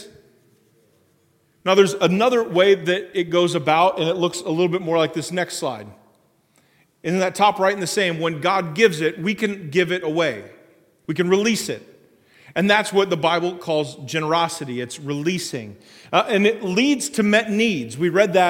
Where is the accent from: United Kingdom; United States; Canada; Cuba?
United States; Springfield; I grew up down in Springfield